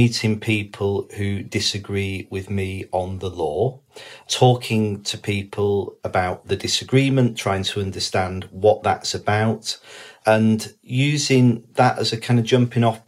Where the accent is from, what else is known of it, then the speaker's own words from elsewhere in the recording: the Northwest, North West England, United Kingdom; I was brought up in the Northwest in the 1980s